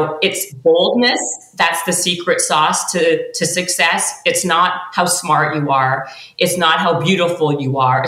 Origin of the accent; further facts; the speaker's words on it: Canada; I'm Canadian